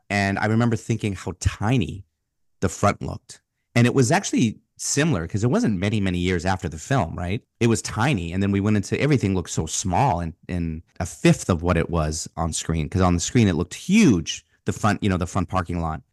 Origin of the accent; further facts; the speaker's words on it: Boston, Massachusetts, United States; part of my childhood, growing up in Boston